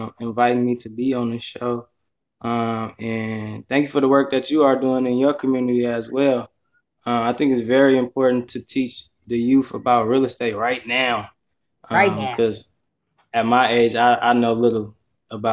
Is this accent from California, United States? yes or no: yes; Richmond, California, United States; I'm from Richmond, California, and I lived there most of my life